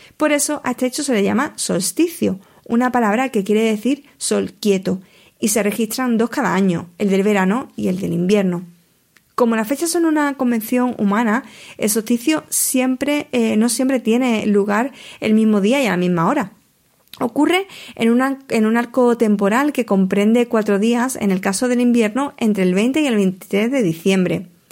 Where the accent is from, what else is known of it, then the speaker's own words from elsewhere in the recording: Huelva, Andalusia, Spain; mi tierra, de Huelva